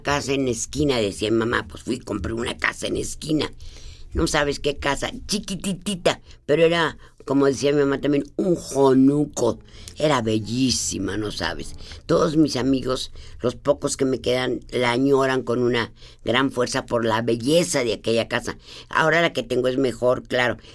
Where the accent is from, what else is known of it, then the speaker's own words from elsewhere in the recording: Guanajuato, Mexico; antes la, casa de Guanajuato, antes donde yo nací